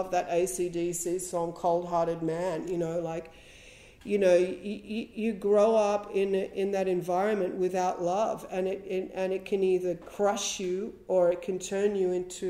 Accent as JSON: {"language": "English", "town": "Wollongong", "region": "New South Wales", "country": "Australia", "tie": "born or raised there", "also_born_or_lived": "Sydney / Heathcote", "said": "they moved into a house in Wollongong when I was a teenager."}